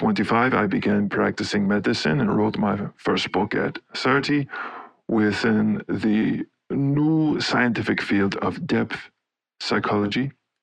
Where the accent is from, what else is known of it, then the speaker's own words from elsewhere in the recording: Laufen, Basel-Landschaft, Switzerland; Okay, well, I grew up in Laufen, Switzerland, and had an interest in many different things.